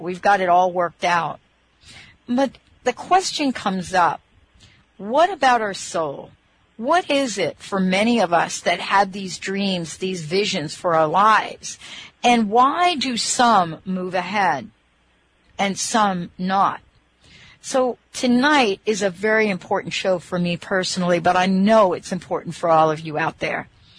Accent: Bronx, New York, United States; When I was 5 years old, I grew up in the Bronx. When I was 5 years old, my dad introduced me to horseback riding in Van Cortlandt Park in the Bronx.

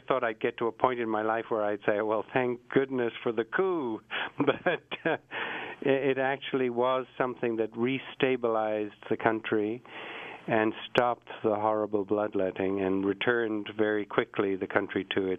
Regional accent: England, United Kingdom; also born or lived in Ireland; I was born in Ireland, and the Irish are hot-blooded, and they like to fight, and they're... You know, they're very strong-willed people. And I said, then I also grew up in England

